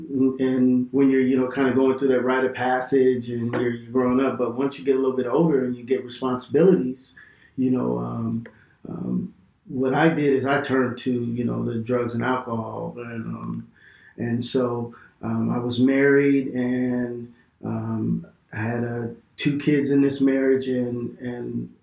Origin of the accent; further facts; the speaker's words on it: Bakersfield, California, United States; moved away as an adult; now in Fresno, United States; I grew up in Bakersfield, California